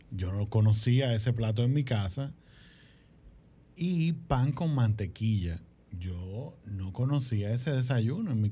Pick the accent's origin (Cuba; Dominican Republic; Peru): Dominican Republic; Santo Domingo, Distrito Nacional; yo nací en Santo